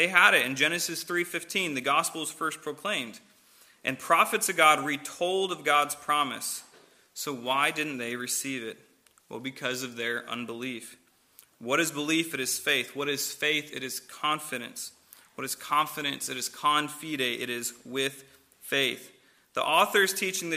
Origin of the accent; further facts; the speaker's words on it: St. Louis, Missouri, United States; moved away; I'm from St. Louis